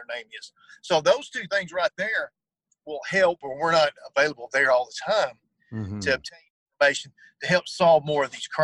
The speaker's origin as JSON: {"language": "English", "area": "Bosque County", "region": "Texas", "country": "United States", "tie": "born or raised there", "said": "born and raised in Bosque County"}